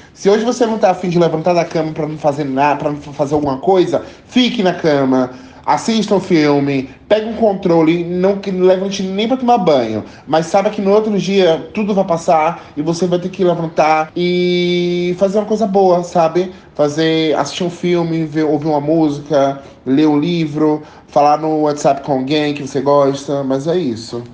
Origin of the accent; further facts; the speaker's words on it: Salvador, Bahia, Brazil; Tenho 26 anos, sou de Salvador, nordestino